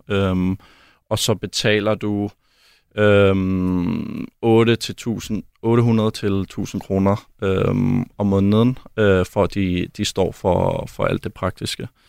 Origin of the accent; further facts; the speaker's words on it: Denmark; moved away as an adult; also born or lived in Belgium / Germany; hjemme i Danmark